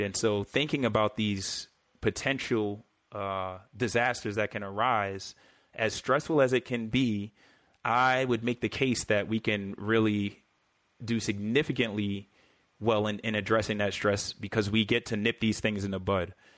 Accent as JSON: {"language": "English", "town": "New York City", "region": "New York", "country": "United States", "tie": "born or raised there", "said": "growing up in New York City"}